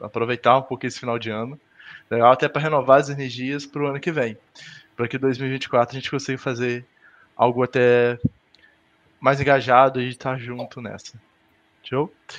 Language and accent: Portuguese; Rosário da Limeira, Minas Gerais, Brazil; eu sou do interior de Minas, Rosário do Limeira, que é Quarta tem Muriaé, que também é bem aqui na zona da mata